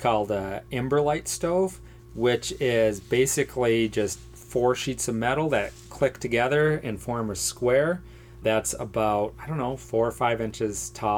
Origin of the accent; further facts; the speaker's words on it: United States; I'm an American, product of my culture